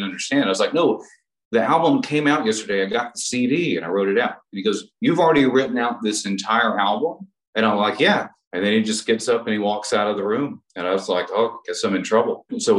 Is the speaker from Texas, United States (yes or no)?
yes; Texas, United States; now in Los Angeles, United States; So I moved to LA from Texas and I got a job working at a music store because I figured I would meet the most musicians that way.